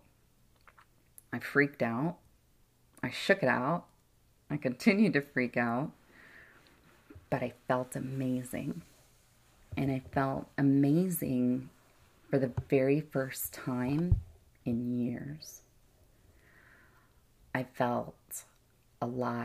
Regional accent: Florida, United States; also born or lived in Hawaii; now in Phoenix, United States; I grew up in Florida

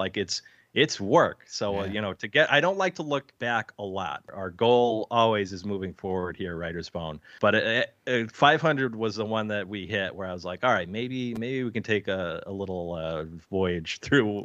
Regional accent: Bristol, Connecticut, United States; I was born right in Bristol, Connecticut.

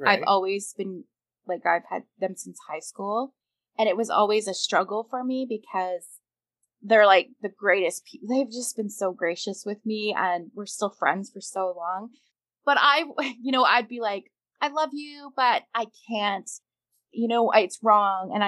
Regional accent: Canada; I'm Canadian

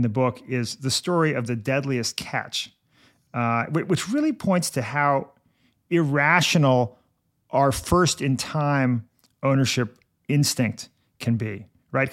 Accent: New York City, New York, United States; I'm a New Yorker

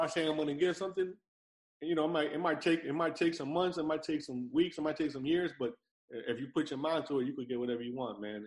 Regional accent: New York, United States; moved away as an adult; now in Miami, United States; I lived in New York my whole life. I've only been in Miami a year and some change now

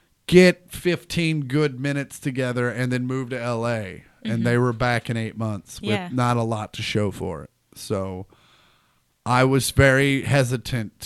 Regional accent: Kansas City, Kansas, United States; now in Los Angeles, United States; I grew up in Kansas City, or at least the rural. Like I grew up on the far outskirts of Kansas City.

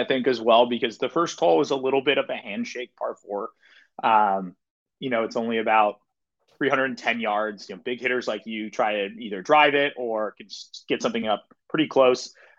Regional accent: West Coast, United States; a course that maybe I grew up playing on the West Coast that are sort of smaller greens.

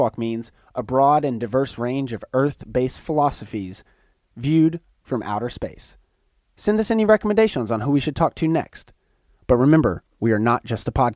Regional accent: Chattanooga, Tennessee, United States; I'm being from Chattanooga, Tennessee, not that far from Atlanta

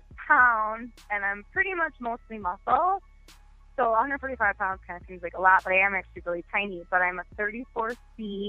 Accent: Wisconsin, United States; moved away as an adult; now in Chicago, United States; I'm from Wisconsin originally

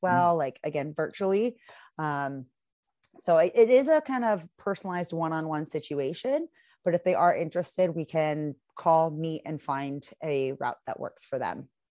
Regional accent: Seattle, Washington, United States; moved away as an adult; also born or lived in Vancouver area, Canada; now in Vancouver, Canada; I'm originally from Seattle, and I moved up to Canada about four years ago

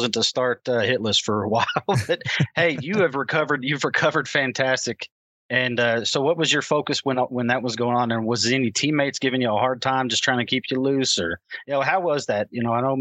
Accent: Amarillo, Texas, United States; I'm from Amarillo, Texas, and it's dry over here

